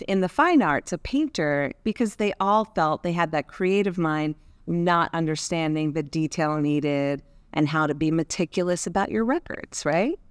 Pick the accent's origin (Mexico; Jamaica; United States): United States; New Jersey; I'm from New Jersey